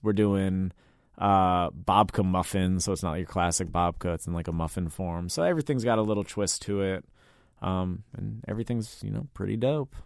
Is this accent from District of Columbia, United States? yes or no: yes; Washington, District of Columbia, United States; I'm from D C, born and raised in Mount Pleasant